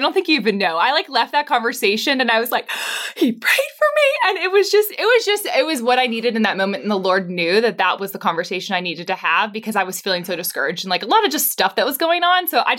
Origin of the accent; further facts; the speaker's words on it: Pittsburgh, Pennsylvania, United States; also born or lived in New York City; now in Franklin, United States; I'm from Pittsburgh.